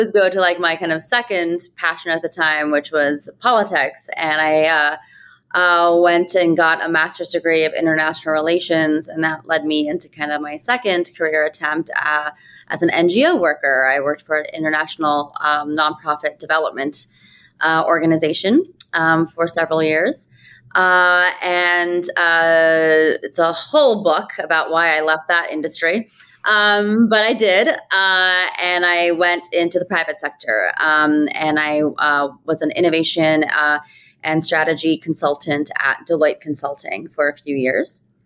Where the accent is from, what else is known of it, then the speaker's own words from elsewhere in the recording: rural Ohio, United States; moved away as an adult; also born or lived in New York City; I grew up in rural Ohio, a kid of immigrants, Indian immigrants